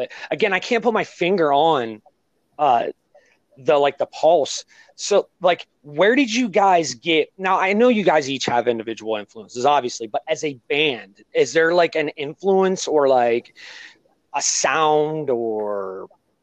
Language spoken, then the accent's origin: English; Ohio, United States; I'm from Ohio